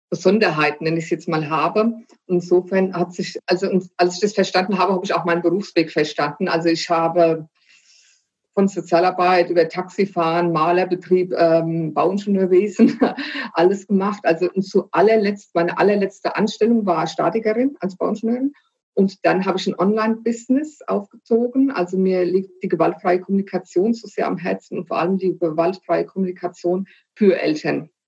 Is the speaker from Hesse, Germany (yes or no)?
yes; Frankfurt, Hesse, Germany; zum einen komme ich aus der Bankenstadt Frankfurt, wobei ich da nicht geboren bin, ja.